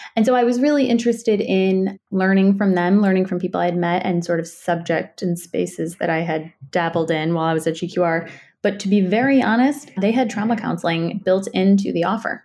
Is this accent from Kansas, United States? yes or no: no; Chicago, Illinois, United States; I grew up in Chicago